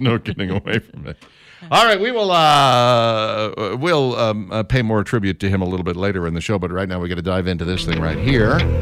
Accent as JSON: {"language": "English", "town": "Minneapolis", "region": "Minnesota", "country": "United States", "tie": "born or raised there", "moved": "yes", "lives_now": "Birmingham, United States", "said": "I grew up in Minneapolis"}